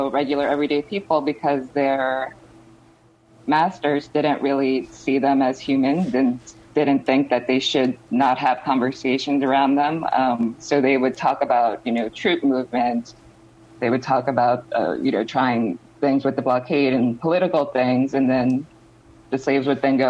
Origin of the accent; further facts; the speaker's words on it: New York, United States; I grew up in New York